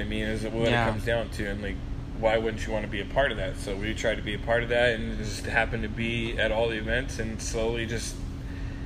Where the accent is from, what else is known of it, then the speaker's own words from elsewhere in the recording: Arizona, United States; moved away as an adult; also born or lived in Salt Lake City, Utah; now in California, United States; I'm not from Cali, I'm from Arizona